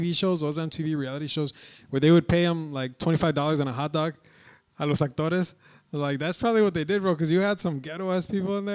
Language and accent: English; Chicago, Illinois, United States; I'm fucking from Chicago as fuck my grandma's from Monterrey, so I am kind of from Monterrey.